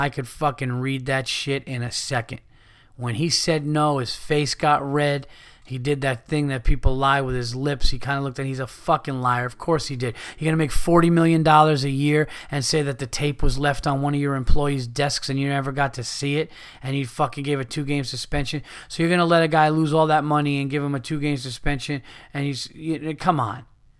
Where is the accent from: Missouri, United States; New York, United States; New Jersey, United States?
New York, United States; I actually met him. We're from Westchester County in New York.